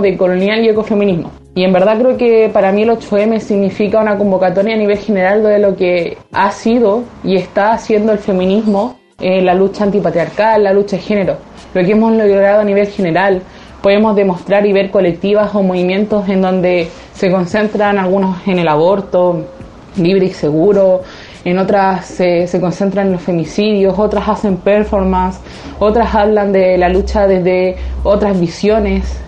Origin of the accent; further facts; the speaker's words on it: Chile; soy una ciberactivista chilena